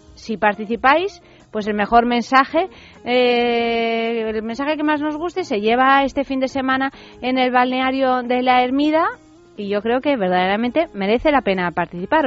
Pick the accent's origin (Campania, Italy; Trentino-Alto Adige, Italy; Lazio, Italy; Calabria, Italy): Lazio, Italy; Rome; yo soy romana, ¿sabes? O sea que sí, claro, yo soy nacida en Roma y criada en Roma